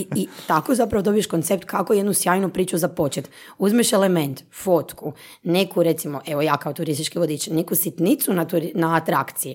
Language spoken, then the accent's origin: Croatian; Istria County, Croatia; moved away as an adult; now in Zagreb, Croatia; Ja sam rođena Istrijanka, inače pa je to ili Istranka, ako ćemo pravilno na ono, Uh, e, ja sam došla u Zagreb s 18 godina ovdje na fakultet